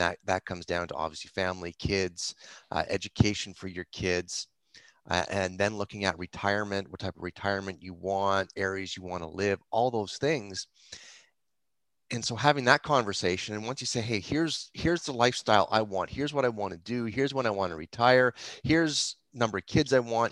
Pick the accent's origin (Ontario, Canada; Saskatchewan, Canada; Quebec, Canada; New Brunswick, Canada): Ontario, Canada; Mississauga; also born or lived in Toronto / Etobicoke / Hamilton; I grew up in Mississauga